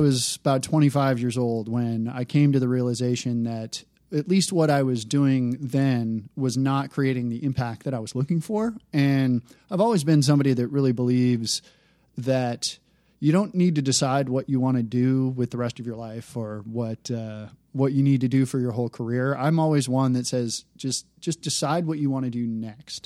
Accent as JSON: {"language": "English", "town": "Detroit", "region": "Michigan", "country": "United States", "tie": "born or raised there", "said": "I grew up in the Detroit area."}